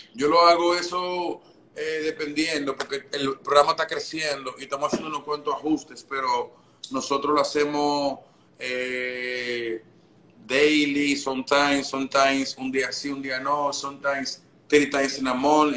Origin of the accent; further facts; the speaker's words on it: Dominican Republic; also born or lived in Santo Domingo; now in New York, United States; yo nací en República Dominicana